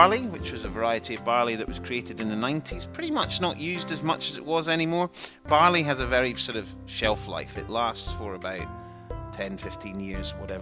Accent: Helensburgh, Scotland, United Kingdom; not far from where I'm from Helensburgh.

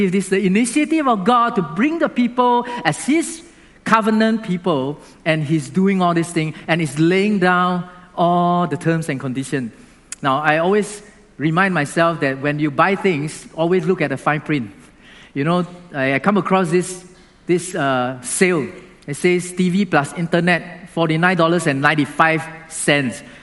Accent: Singapore; Now, being a Singaporean, you also have to do something. Like, you cannot eat chewing gum in our country, right?

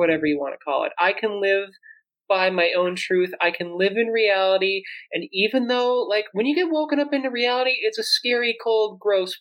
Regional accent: South Dakota, United States; I grew up in South Dakota, born in 1986

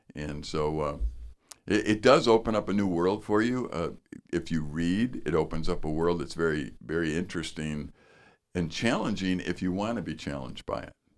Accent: northern Wisconsin, United States; I'm from northern Wisconsin.

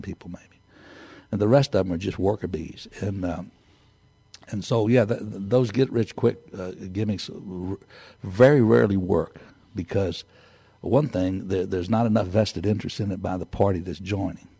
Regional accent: Texas, United States; I'm from Texas

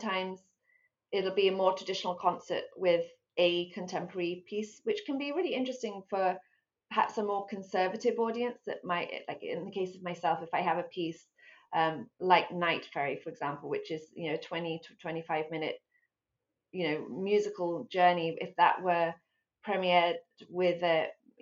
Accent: Abingdon, South East England, United Kingdom; moved away as an adult; also born or lived in London; now in United States; I was born in London. I grew up in Abingdon near Oxford, but I've been in the States for almost 20 years now.

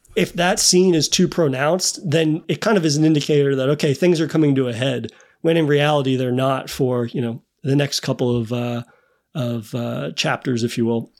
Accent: United States; me as an American

